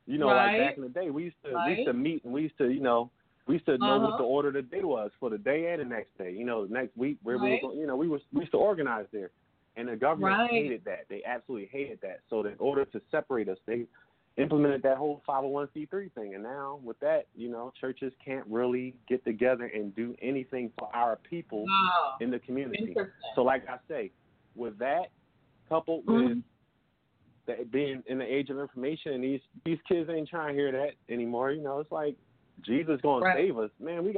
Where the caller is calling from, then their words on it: Philadelphia, Pennsylvania, United States; I'm calling from Philly, Pennsylvania.